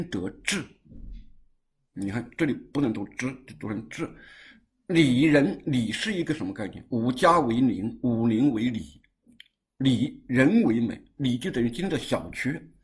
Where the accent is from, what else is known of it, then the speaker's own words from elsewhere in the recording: China; first language Chinese; also born or lived in Guangzhou; 我们因为是中国人，汉语是我的母语